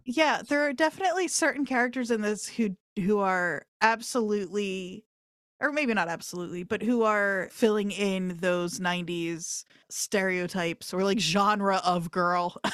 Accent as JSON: {"language": "English", "region": "New Jersey", "country": "United States", "said": "I'm from South Jersey, uh, Camden County, Burlington County"}